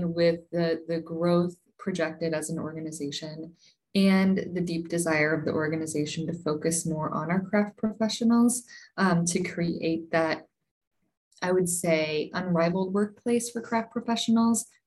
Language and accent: English; St. Louis, Missouri, United States; moved away; I'm originally from the St. Louis area.